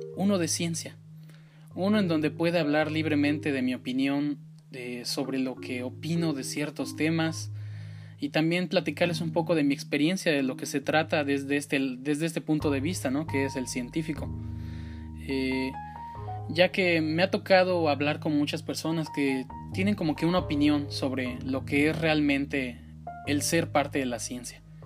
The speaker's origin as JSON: {"language": "Spanish", "country": "Mexico", "tie": "born or raised there", "said": "soy originario de México"}